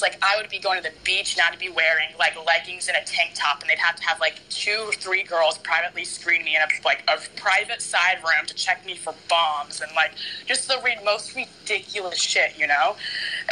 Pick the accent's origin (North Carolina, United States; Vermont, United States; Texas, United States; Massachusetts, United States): North Carolina, United States; Charlotte; I grew up in Charlotte, North Carolina, and it's literally black and white